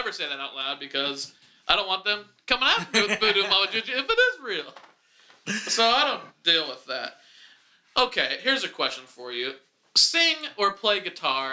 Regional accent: Wichita, Kansas, United States; my hometown

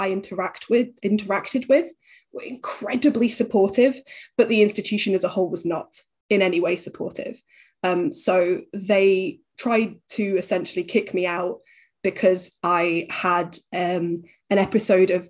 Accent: Huddersfield, Yorkshire and the Humber, United Kingdom; moved away as an adult; I'm originally from Huddersfield in West Yorkshire.

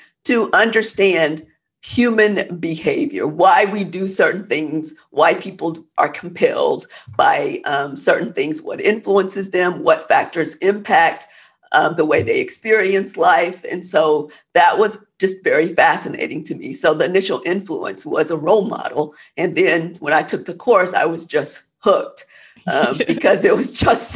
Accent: Oklahoma, United States; moved away as an adult; now in Texas, United States; I grew up in Oklahoma

